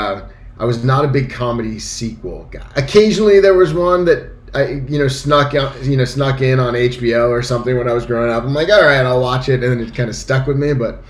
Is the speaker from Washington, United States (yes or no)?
no; New City, New York, United States; moved away as an adult; also born or lived in Long Island, New York / Bayside, Queens, New York; now in Los Angeles, United States; I was born in Long Island Jewish Hospital. I was raised in, I was a baby in Bayside, Queens, and then moved to Rockland County, New York when I was a young child. And then spent 18 years of my life in New City, New York.